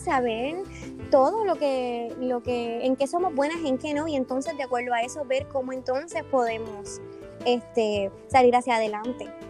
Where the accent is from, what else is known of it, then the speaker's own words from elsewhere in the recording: Hatillo, Puerto Rico; yo soy de Atillo, de la costa